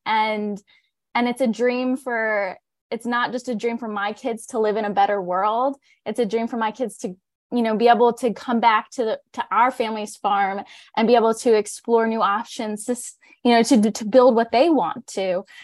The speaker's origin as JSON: {"language": "English", "region": "northern Pennsylvania", "country": "United States", "tie": "born or raised there", "said": "we are fourth generation on our family's organic dairy and crop farm. So we're a regenerative farm in northern Pennsylvania"}